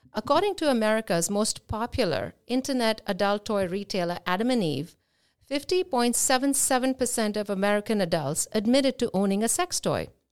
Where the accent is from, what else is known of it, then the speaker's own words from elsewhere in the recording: India; now in Boca Raton, United States; I am Indian